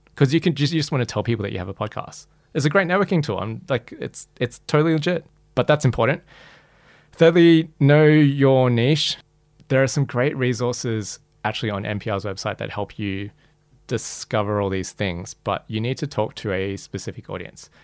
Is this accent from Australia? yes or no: yes; Australia; my experience growing up as Malaysian Chinese in Australia